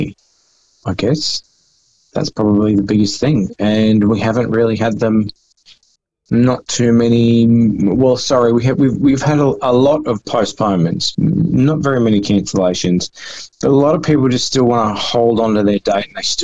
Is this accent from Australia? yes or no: yes; Brisbane, Queensland, Australia; Yeah, it was actually Brisbane. It was in the Redlands.